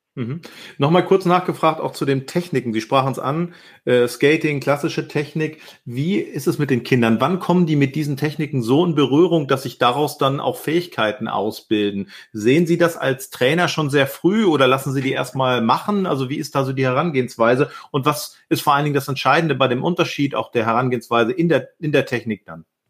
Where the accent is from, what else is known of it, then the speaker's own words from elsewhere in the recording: Hamburg, Germany; als Hamburger